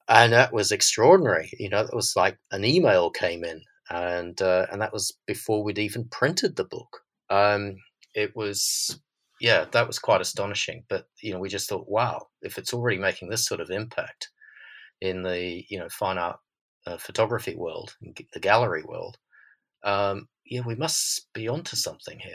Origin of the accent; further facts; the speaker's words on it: Australia; accent: Australian; now in London, United Kingdom; my Australian accent